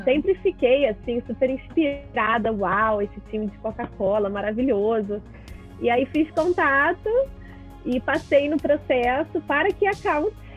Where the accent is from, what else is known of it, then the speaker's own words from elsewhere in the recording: Rio de Janeiro, Brazil; meu pai é um microempresário aqui no, no Rio de Janeiro, eu sou carioca.